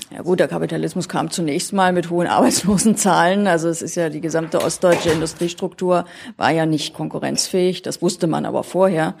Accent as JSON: {"language": "German", "region": "Berlin", "country": "Germany", "tie": "born or raised there", "also_born_or_lived": "Thuringia", "moved": "as an adult", "lives_now": "Saarland, Germany", "said": "geboren bin ich in Thüringen und habe dann allerdings mein Leben eigentlich in Berlin überwiegend verbracht. Und heute wohne ich im Saarland"}